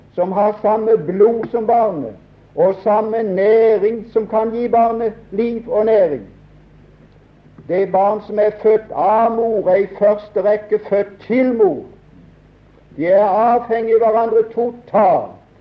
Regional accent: Norway; Jeg er nordmann. Jeg er glad for å være det

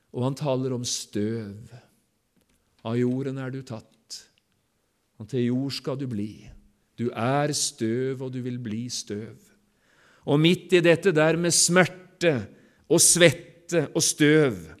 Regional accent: Sotra, Vestland, Norway; Hjemme på Sotra

